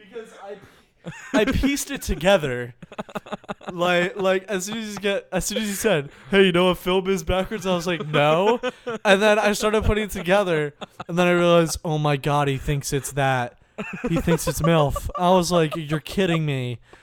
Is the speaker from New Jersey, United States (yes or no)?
yes; New Jersey, United States; I'm from New Jersey. I had, you know, a regular setup back at home.